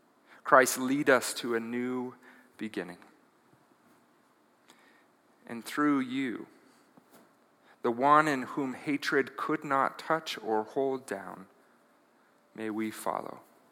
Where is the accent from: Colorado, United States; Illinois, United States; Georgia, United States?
Colorado, United States; also born or lived in Greeley / Denver / Boulder; And I am a native of Colorado, and usually don't share that. I grew up in Colorado Springs, Greeley, Denver, Boulder